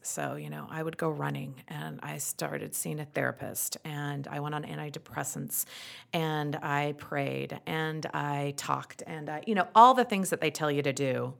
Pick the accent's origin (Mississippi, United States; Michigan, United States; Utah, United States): Utah, United States; accent: thick Utah; my thick Utah accent